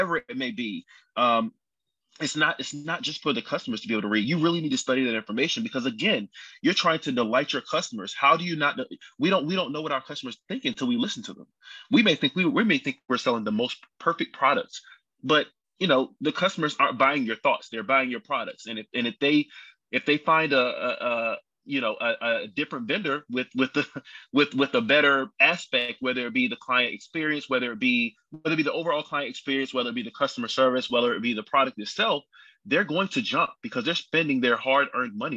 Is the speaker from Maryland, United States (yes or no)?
yes; Baltimore, Maryland, United States; now in Charlotte, United States; I'm also originally from Baltimore, Maryland